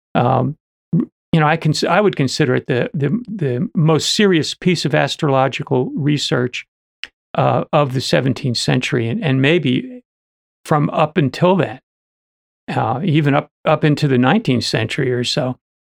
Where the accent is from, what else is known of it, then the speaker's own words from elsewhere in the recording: New Jersey, United States; I was from New, N, uh, New Jersey